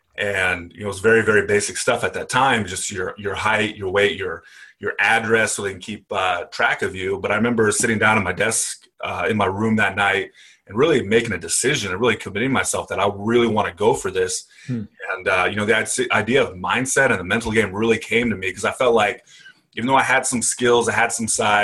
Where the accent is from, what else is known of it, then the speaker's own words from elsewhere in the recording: Paso Robles, California, United States; In the middle of nowhere, California.